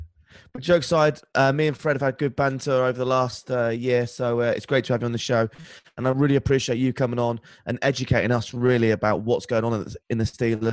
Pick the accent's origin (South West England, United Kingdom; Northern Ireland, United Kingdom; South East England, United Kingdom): South West England, United Kingdom; Cornwall; I'm from Cornwall.